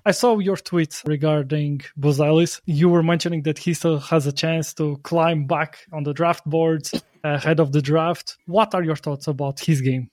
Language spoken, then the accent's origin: English; Portugal; moved away; Despite me living abroad, I'm from Portugal